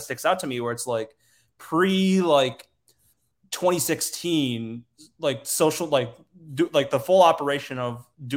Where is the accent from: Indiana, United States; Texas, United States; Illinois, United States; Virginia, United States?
Illinois, United States; Naperville; also born or lived in Metro Detroit, Michigan; I grew up in Naperville, I was born, like I was raised in Metro Detroit first